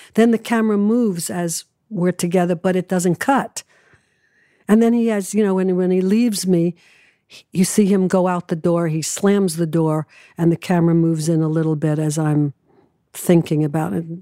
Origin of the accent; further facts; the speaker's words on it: New York City, New York, United States; also born or lived in Manhattan, New York; I moved away from home when I was 16 from Brooklyn to New York